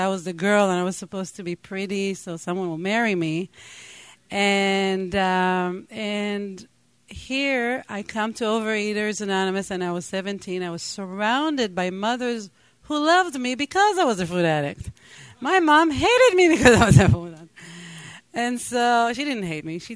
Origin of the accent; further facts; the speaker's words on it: Israel; first language Hebrew; English is a second language; moved away; I grew up in Israel. I spoke only Hebrew